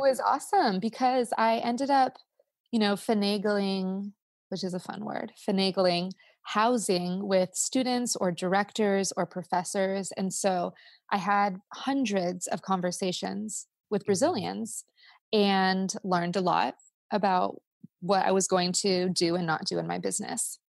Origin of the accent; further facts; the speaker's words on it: California, United States; as a Californian